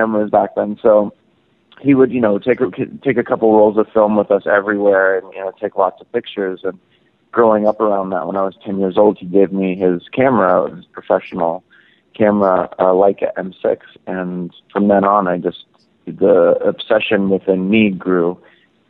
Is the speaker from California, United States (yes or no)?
yes; Los Angeles, California, United States; growing up in Los Angeles and right off the Sunset Strip